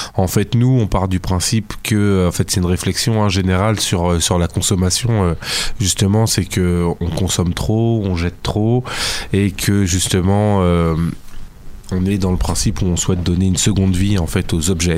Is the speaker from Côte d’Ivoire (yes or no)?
no; Fontenay-sous-Bois, Île-de-France, France; je suis euh, du Val-de-Marne, mais plus de la banlieue est, on va dire, Fontenay-sous-Bois.